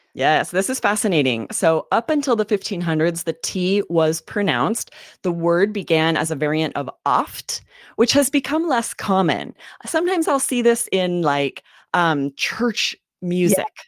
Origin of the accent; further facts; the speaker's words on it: the Northwest, Pacific Northwest, United States; I grew up in the Northwest